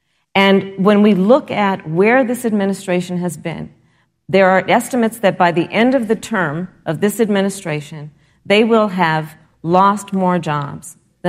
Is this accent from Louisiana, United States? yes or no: no; California, United States; my home state of California